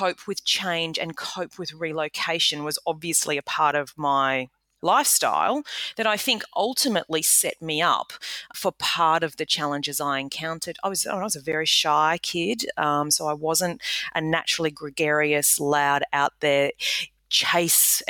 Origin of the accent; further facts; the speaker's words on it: Australia; moved away as an adult; also born or lived in United Kingdom; as an Australian landing in the UK and doing business there, and then conversely, being an Australian returning